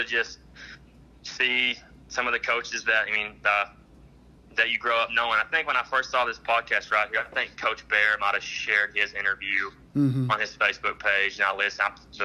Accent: Ringling, Oklahoma, United States; growing up in Ringling

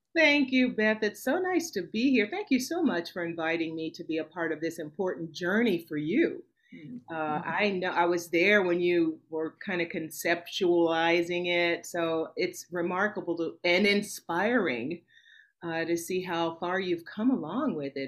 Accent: Nashville, Tennessee, United States; Was born and raised in Nashville, Tennessee

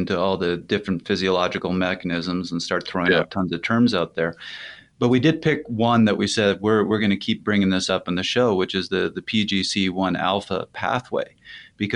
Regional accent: Canada; I'm Canadian.

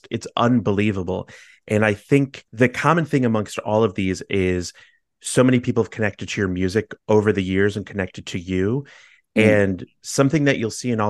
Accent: Chicago, Illinois, United States; I grew up in Chicago and I live in Chicago

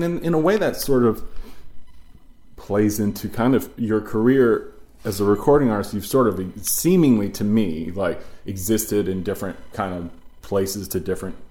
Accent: East Coast, United States; moved away as an adult; I'm from the East Coast originally. I moved to the West Coast in 98, 99.

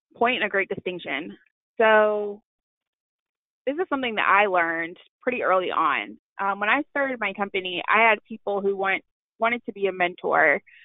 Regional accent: Louisville, Kentucky, United States; I am originally from Louisville, Kentucky

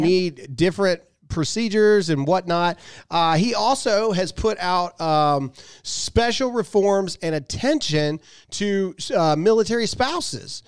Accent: Mississippi, United States; I'm from Mississippi

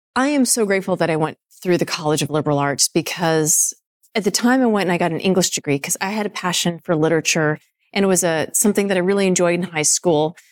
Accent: Nevada, Colorado, United States; moved away as an adult; also born or lived in Indiana; I was growing up in Nevada and then Colorado.

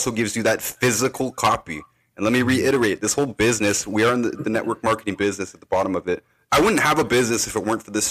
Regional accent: Canada; I'm from Canada.

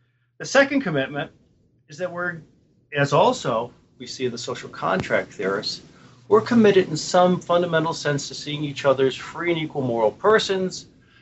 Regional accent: Buffalo, New York, United States; moved away; I come from Buffalo.

